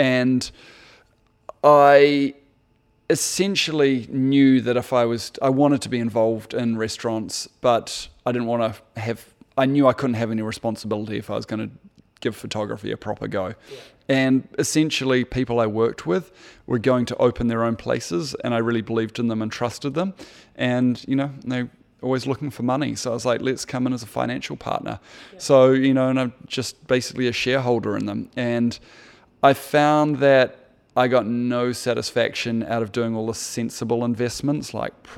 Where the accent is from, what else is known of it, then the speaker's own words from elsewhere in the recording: Christchurch, Canterbury, New Zealand; moved away as an adult; also born or lived in London; now in New York, United States; I grew up in Christchurch